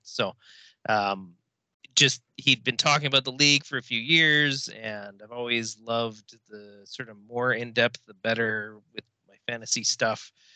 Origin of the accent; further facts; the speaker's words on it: Victoria, British Columbia, Canada; also born or lived in Kamloops, Canada / Okanagan, Canada; I was born in the Okanagan, technically um, in Kamloops, but I've been in Victoria since I was five. So I'm really from the island